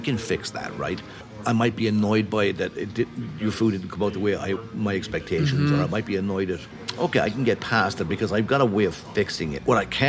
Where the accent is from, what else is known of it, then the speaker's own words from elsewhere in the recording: Wexford, County Wexford, Ireland; accent: Irish; now in Minneapolis, United States; oh, no, I'm from Wexford.